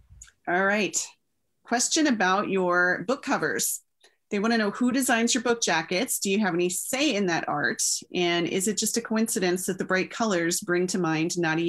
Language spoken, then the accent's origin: English; Texas, United States; moved away as an adult; now in Minnesota, United States; I grew up in Texas, and love brought me to Minnesota is what I always say, because my husband took a job here, and so I followed him here and we got married.